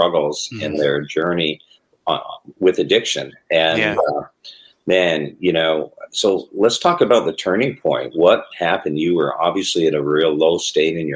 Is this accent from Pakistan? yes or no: no; Toronto, Ontario, Canada; growing up in the Toronto area